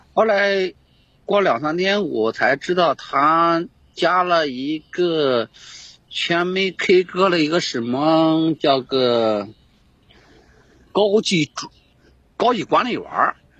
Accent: Henan, China; moved away as an adult; now in Guangxi, China; 我是河南人，我是啊。 呃，从河南到广西这边

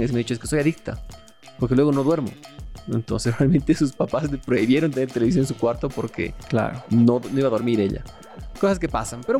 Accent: Mexico; que hay un hito gigante en la historia de la humanidad que ha sido hecha por mexicanos. Muy, muy bueno como latinos. Como mexicanos, pues está mucho más cool que así sea.

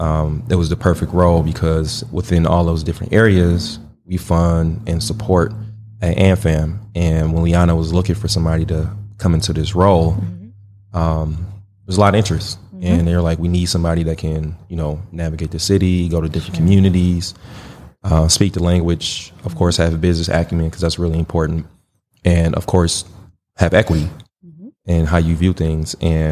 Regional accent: Milwaukee, Wisconsin, United States; For those who don't know, I grew up in Milwaukee, born, raised, went to Washington High School

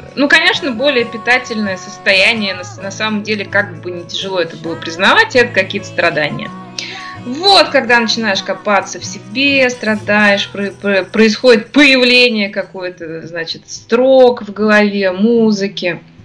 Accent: Ufa, Bashkortostan, Russia; Я родилась в Уфе, здесь же я и живу, здесь моя такая база

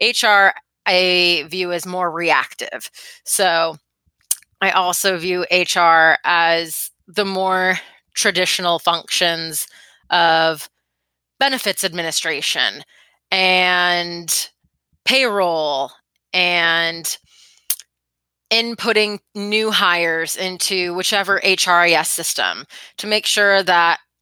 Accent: Florida, United States; moved away as an adult; also born or lived in Beijing, China / Shanghai, China; now in Boston, United States; I am from Florida

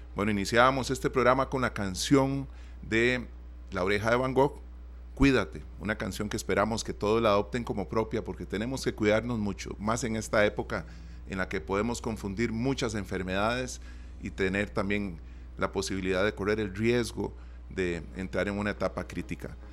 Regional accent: Costa Rica; nosotros como costarricenses

